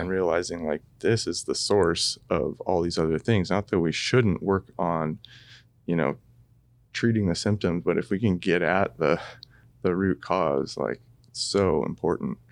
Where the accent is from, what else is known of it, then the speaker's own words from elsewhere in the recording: Corbett, Oregon, United States; grew up in Corbett as well